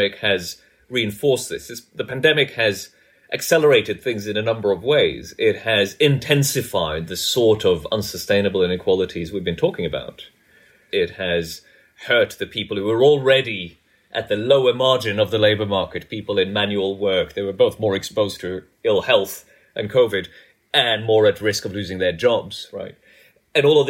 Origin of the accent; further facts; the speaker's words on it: Norway; moved away as an adult; also born or lived in United States; I grew up in Norway